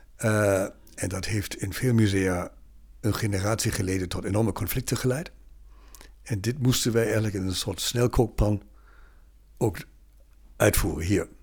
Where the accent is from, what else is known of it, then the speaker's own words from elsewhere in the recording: Bremen, Germany; Dutch is a second language; moved away as an adult; also born or lived in Berlin / Tübingen / Lübeck / Regensburg; now in Netherlands; ik ben Noorderling in Bremen opgegroeid